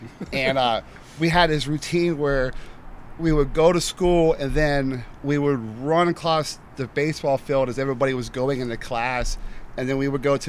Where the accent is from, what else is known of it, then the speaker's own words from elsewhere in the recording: Orlando, Florida, United States; Yeah, originally from Orlando